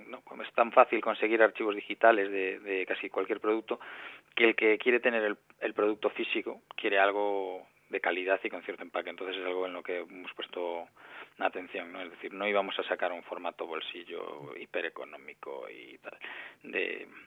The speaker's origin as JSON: {"language": "Spanish", "region": "Galicia", "country": "Spain", "said": "Para nada, somos los, tres, los tres somos gallegos"}